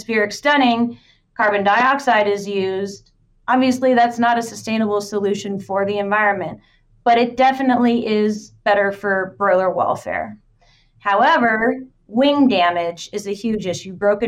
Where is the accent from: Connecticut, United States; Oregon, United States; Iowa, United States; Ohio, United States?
Iowa, United States; Marshalltown; my hometown has it in Marshalltown